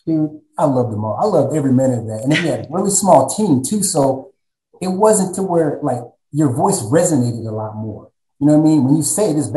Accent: Texas, United States; born or raised there; also born or lived in San Diego, California

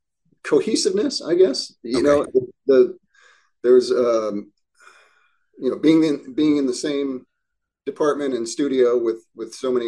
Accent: Midwest, United States; You know, the surroundings were more like where I grew up in the Midwest

